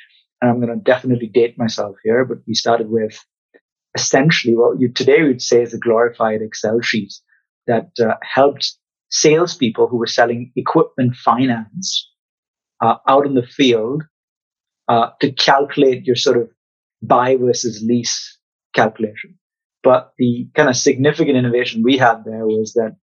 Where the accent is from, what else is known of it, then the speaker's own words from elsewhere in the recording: Mumbai, Maharashtra, India; I grew up in Mumbai